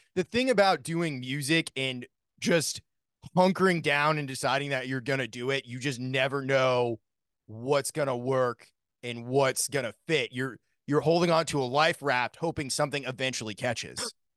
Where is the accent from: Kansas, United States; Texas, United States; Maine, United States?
Maine, United States; I grew up in Maine